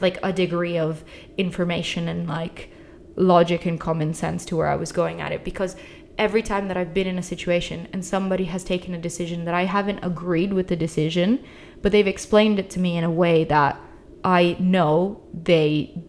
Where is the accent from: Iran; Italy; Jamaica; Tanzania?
Italy; moved away as an adult; also born or lived in United Kingdom; I grew up in Italy, but I moved to the UK for uni, and then I started working in the UK